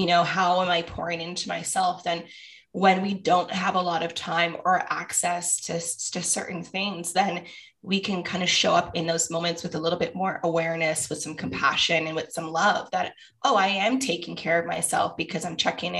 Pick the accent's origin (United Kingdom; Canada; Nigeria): Canada; Toronto, Ontario; I grew up in Scarborough